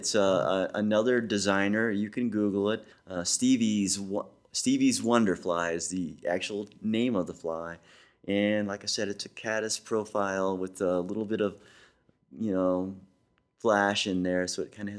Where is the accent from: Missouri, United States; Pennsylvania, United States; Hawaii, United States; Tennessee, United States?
Missouri, United States; I'm a believer. I'm from Missouri, the show me state.